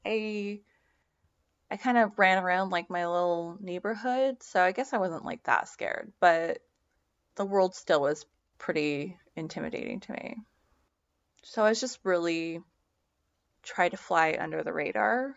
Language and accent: English; Seattle, Washington, United States; I grew up in the Seattle area with a single mom